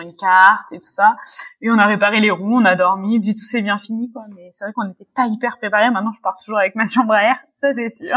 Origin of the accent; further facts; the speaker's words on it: Paris, Île-de-France, France; je suis parisienne. J'habite à Paris depuis toujours